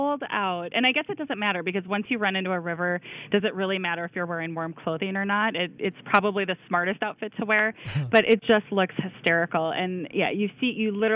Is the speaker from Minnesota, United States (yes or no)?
yes; Minnesota, United States; moved away; we're Minnesotans